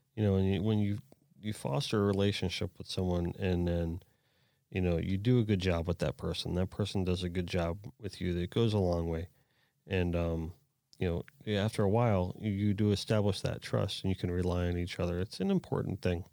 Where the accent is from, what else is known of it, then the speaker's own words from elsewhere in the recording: South Florida, United States; I was born and raised down in South Florida.